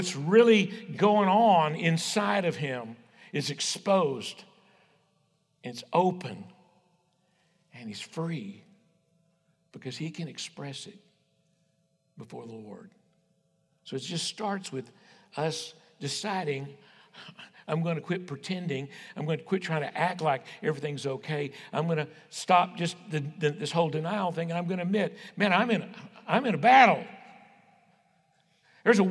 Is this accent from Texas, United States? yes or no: yes; West Texas, United States; I was raised on the King James, you know, conservative West Texas Baptist